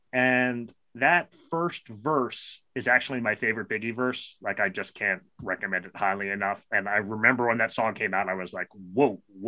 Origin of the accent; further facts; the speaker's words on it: New York City, New York, United States; He lives 1.2 miles from where I grew up in Brooklyn.